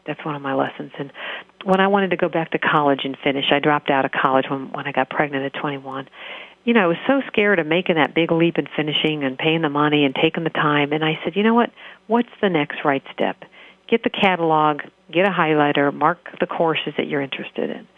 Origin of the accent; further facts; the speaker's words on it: hometown of The Plain Dealer, Ohio, United States; work for this paper in my hometown where I'm living